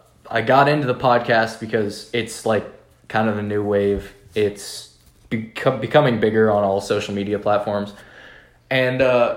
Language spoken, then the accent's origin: English; Oakville, Ontario, Canada; moved away; I grew up in Toronto, or an hour outside Toronto, called Oakville.